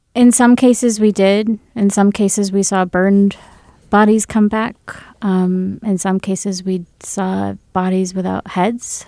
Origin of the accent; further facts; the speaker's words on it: Grand Rapids, Michigan, United States; also born or lived in India; I was born and brought up in Grand Rapids, Michigan